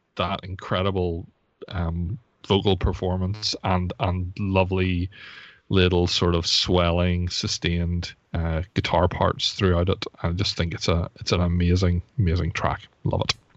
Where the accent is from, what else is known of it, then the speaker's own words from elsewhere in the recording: Belfast, Northern Ireland, United Kingdom; I'm from Belfast